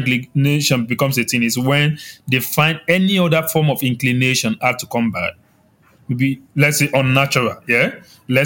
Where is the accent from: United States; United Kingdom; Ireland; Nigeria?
Nigeria; Yorubaland; accent: Yoruba; My Yoruba is coming out